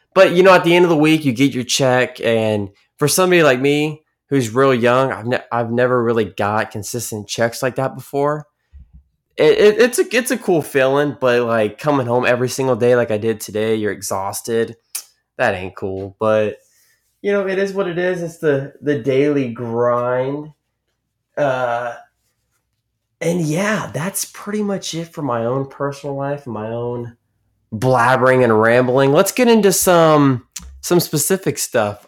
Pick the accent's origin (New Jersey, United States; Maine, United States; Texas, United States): Texas, United States; I am seventeen and I'm from Texas